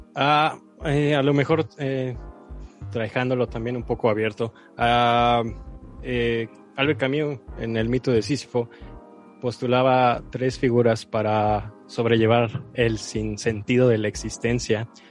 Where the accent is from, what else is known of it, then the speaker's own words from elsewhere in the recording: Mexico; como mexicanos católico-cristianos